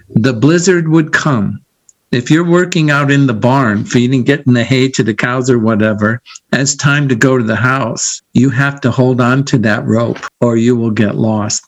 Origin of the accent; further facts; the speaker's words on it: Iowa, United States; moved away as an adult; also born or lived in San Diego; I'm from Iowa and I'm going to go to college in San Diego